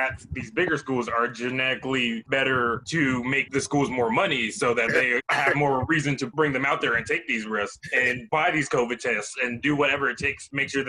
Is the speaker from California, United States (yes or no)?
no; South Florida, United States; now in Las Vegas, United States; I live in Las Vegas right now, but I'm originally from South Florida.